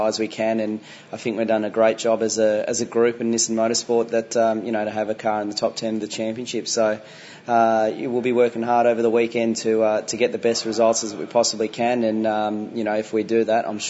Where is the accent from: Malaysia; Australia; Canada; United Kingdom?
Australia; Sydney, New South Wales; It's a home event for myself in Sydney, so a lot of family and friends will be out there